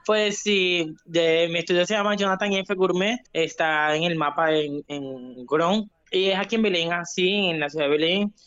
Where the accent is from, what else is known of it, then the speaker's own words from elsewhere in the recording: Cumaná, Sucre, Venezuela; moved away as an adult; also born or lived in San Cristóbal, Venezuela; now in Brazil; Soy de Cumaná, Estado Sucre. Crecí, como quien dice, en el mundo del deporte.